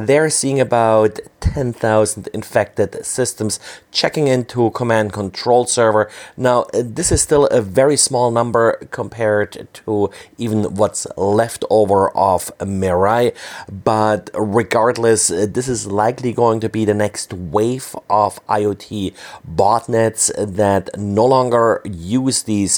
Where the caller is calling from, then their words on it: Berlin, Germany; I'm recording from Berlin, Germany.